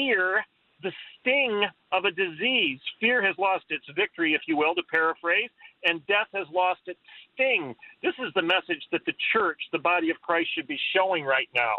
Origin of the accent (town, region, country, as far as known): United States